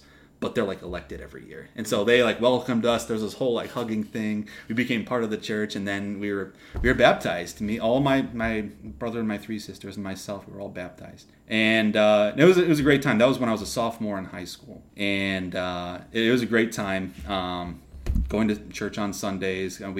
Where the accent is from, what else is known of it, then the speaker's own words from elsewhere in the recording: Houston, Texas, United States; also born or lived in Pennsylvania; grew up in Houston, Texas. I was born in Pennsylvania, but I grew up in Texas